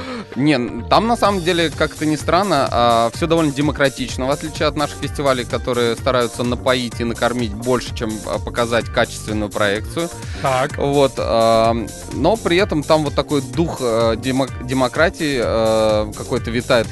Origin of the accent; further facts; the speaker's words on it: Ufa, Bashkortostan, Russia; в городе Уфе, в моем родном городе, в Башкортостане